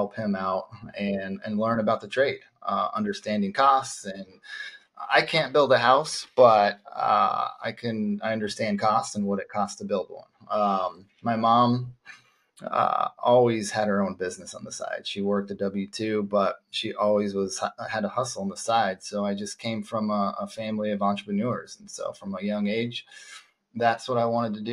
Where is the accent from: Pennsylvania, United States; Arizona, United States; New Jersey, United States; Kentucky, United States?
Arizona, United States; Phoenix; I was born and raised in Phoenix